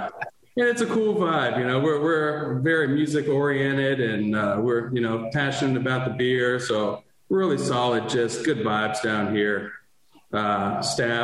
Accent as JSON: {"language": "English", "town": "Warrenton", "region": "Virginia", "country": "United States", "tie": "born or raised there", "said": "Warrenton is my hometown. I grew up here"}